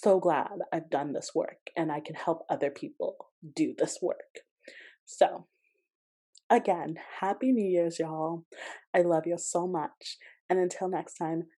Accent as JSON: {"language": "English", "region": "Georgia", "country": "United States", "tie": "born or raised there", "said": "I grew up in Georgia and they used to take us to plantations for field trips."}